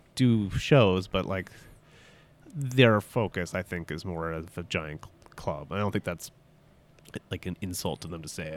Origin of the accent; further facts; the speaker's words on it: Toronto, Ontario, Canada; also born or lived in Halifax; I grew up in Toronto